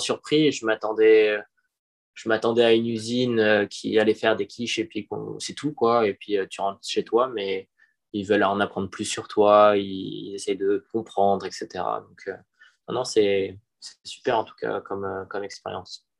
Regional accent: Paris, Île-de-France, France; moved away; je suis parisien de base

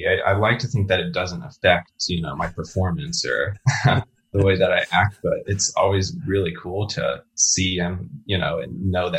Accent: Dallas, Texas, United States; moved away as an adult; also born or lived in New York / New Hampshire; now in Washington, D.C., United States; I'm from Dallas, Texas originally. Andrew and I are both from the Dallas area, and we moved to New York, kind of at the same time in 2010.

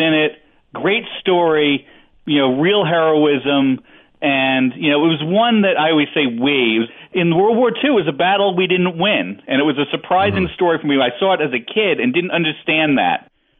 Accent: Northeast, United States; Obviously, I grew up in the Northeast and everything.

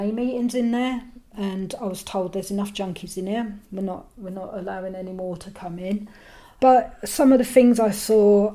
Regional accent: London, United Kingdom; I'm from London

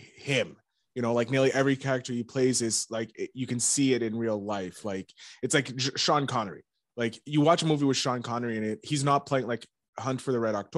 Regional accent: Canada; I'm a Canadian

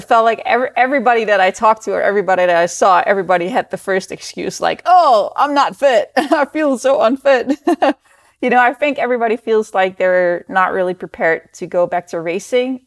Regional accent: Netherlands; moved away; I grew up in the Netherlands

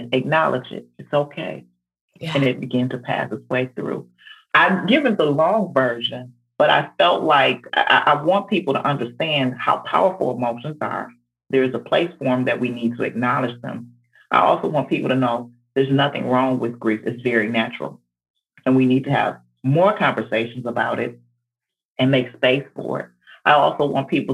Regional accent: Detroit, Michigan, United States; now in Georgia, United States; I'm from Detroit, Michigan, and so and moved to Georgia

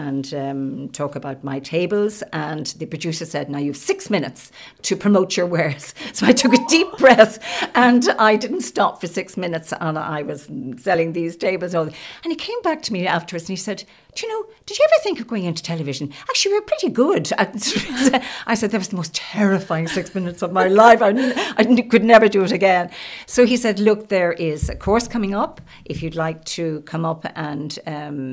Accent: County Louth, Ireland; moved away as an adult; also born or lived in Limerick / Dublin; I was originally from County Louth and back in County Louth now

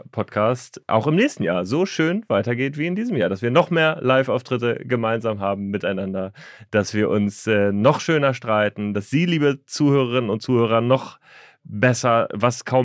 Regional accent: Hanover, Lower Saxony, Germany; Äh, ich bin Niedersachse, ich komme aus Hannover, wir sprechen akzentfrei

